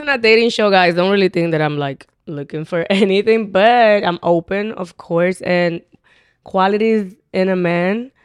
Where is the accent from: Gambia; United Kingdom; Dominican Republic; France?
Dominican Republic; accent: Dominican; English is a second language; also born or lived in Highbridge, Bronx, New York; now in New York, United States; I have the more Dominican accent